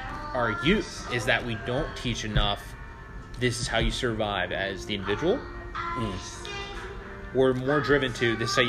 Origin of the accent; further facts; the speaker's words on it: Chesapeake, Virginia, United States; now in Durham, United States; I'm from Chesapeake